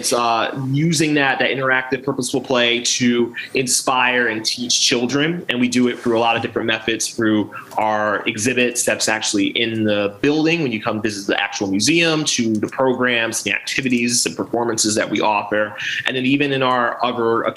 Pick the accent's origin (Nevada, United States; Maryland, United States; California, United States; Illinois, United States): Maryland, United States; Baltimore; also born or lived in Aberdeen, Harford County, Maryland / Virginia; I am definitely born and raised in Maryland. I grew up on the Alameda section